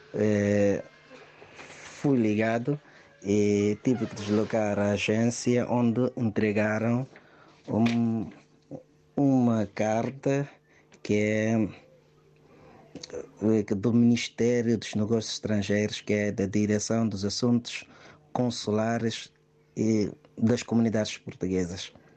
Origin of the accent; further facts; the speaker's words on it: Guinea-Bissau; sou guineense, casado com uma portuguesa há mais de três anos